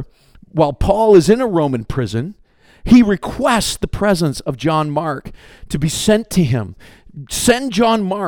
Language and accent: English; Canada; I'm Canadian